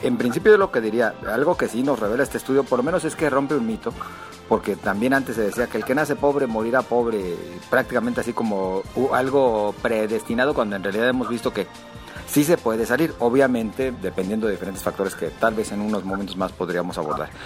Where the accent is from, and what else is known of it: Mexico